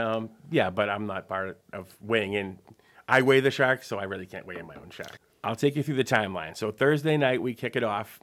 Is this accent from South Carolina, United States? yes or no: no; Marshfield, Massachusetts, United States; I grew up in Marshfield